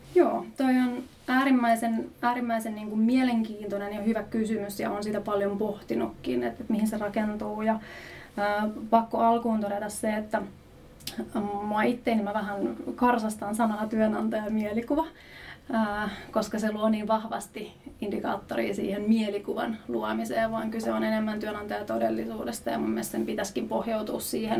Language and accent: Finnish; Jyväskylä, Central Finland, Finland; Mä oon lähtöisin Jyväskylästä